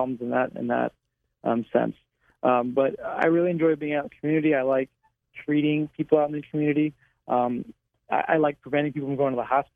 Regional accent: League City, Texas, United States; moved away as an adult; also born or lived in New Orleans, Louisiana; now in San Antonio, United States; I'm originally from Houston, Texas, a little small city adjacent to it called League City, Texas

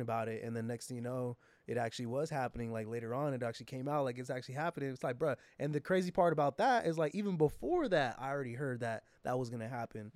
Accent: San Jose, California, United States; San Jose, my hometown

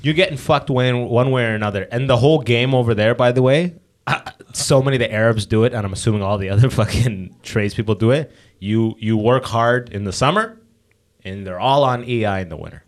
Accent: London, Ontario, Canada; I grew up in London

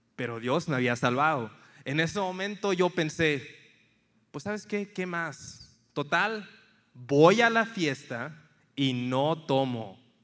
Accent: Tampico, Tamaulipas, Mexico; moved away as an adult; also born or lived in Monterrey, Nuevo León / San Antonio, Texas; now in United States; crecí en una ciudad en la costa este, Tampico, Tamaulipas

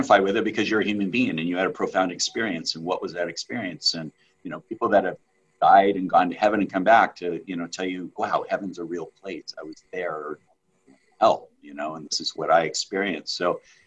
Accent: United States; he was our neighbor where we grew up in Lake Tahoe

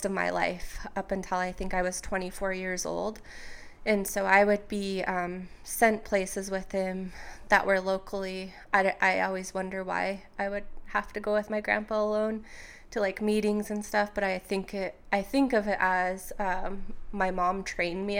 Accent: Wind River Indian Reservation, Wyoming, United States; moved away as an adult; also born or lived in Puget Sound area, Washington; I was born and raised on the Wind River Indian Reservation.

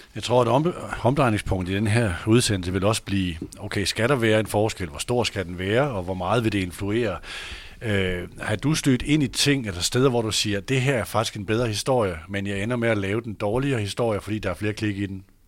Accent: Aalborg, North Denmark Region, Denmark; moved away; also born or lived in Horsens / Odense / Copenhagen; jeg er født i Aalborg

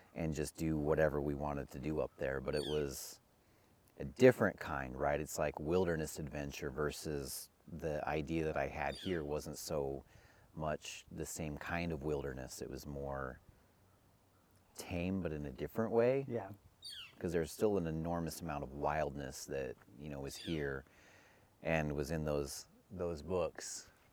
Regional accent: Utah, United States; growing up in Utah

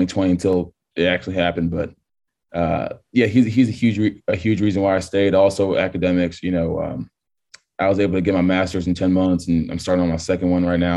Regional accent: Texas, United States; I'm born and raised in Texas

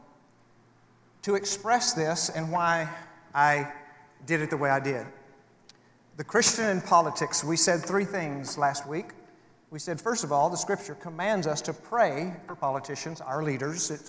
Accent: United States; I hold personal values that I prefer as an American citizen

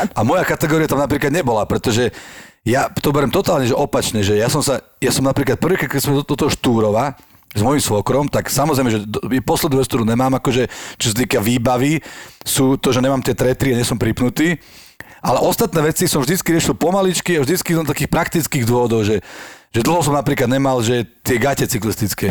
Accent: Levice, Nitra Region, Slovakia; ja som z Levíc

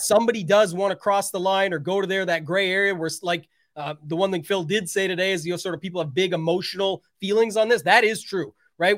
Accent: Canada; I am Canadian

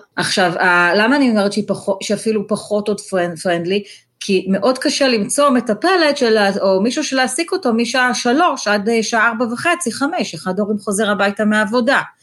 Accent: Tel Aviv, Tel Aviv District, Israel; moved away as an adult; also born or lived in China; now in Fair Lawn, United States; אני ילדה טובה תל אביב, גדלתי ברמת אביב

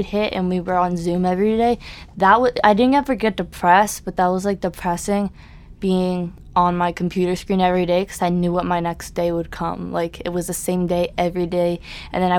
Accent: New York City, New York, United States; I grew up on the Upper East Side my whole life. We moved downtown.

